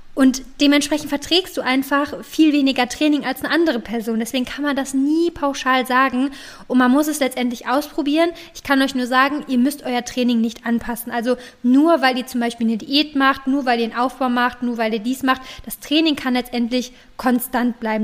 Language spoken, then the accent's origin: German; Cologne, North Rhine-Westphalia, Germany; jedenfalls komme ich aus Köln